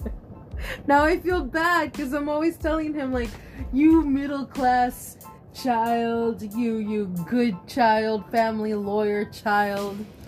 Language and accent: English; Austin, Texas, United States; moved away as an adult; also born or lived in Round Rock, Texas; now in California, United States; I grew up in Austin, Texas